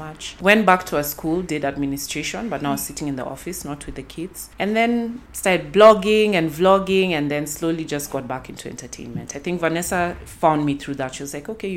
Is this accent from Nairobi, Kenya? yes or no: yes; Nairobi, Kenya; I'm from Nairobi, Kenya.